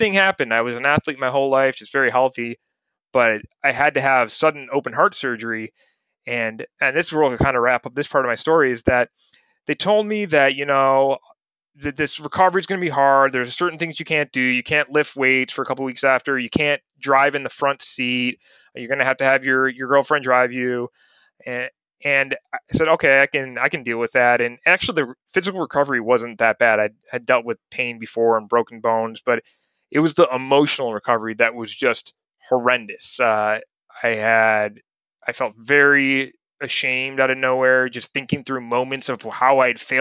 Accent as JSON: {"language": "English", "region": "Ohio", "country": "United States", "tie": "born or raised there", "also_born_or_lived": "Montana / Richmond, Virginia", "moved": "as an adult", "said": "when I was over at their house growing up in Ohio"}